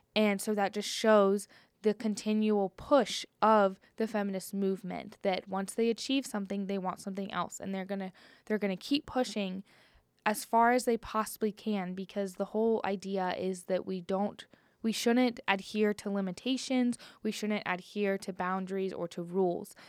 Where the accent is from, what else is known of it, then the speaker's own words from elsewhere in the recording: Cincinnati, Ohio, United States; moved away; I'm originally from Cincinnati, Ohio, and I went to a very small Christian high school